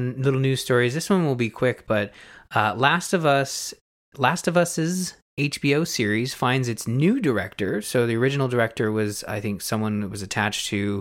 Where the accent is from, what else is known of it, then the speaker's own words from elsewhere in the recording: Canada; I'm Canadian.